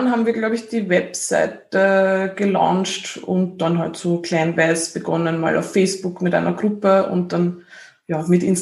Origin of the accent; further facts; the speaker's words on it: Lower Austria, Austria; Ähm, ich komme aus Niederösterreich, aus dem Waldviertel und ähm, lebe jetzt in der Nähe von Wien.